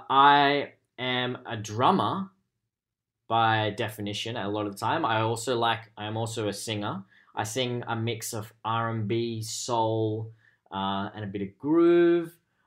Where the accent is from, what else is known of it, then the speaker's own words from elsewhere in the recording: Canada; I'm Canadian.